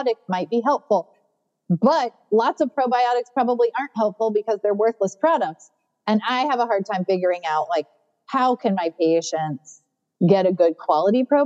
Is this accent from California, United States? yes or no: yes; California, United States; now in North Carolina, United States; I grew up in California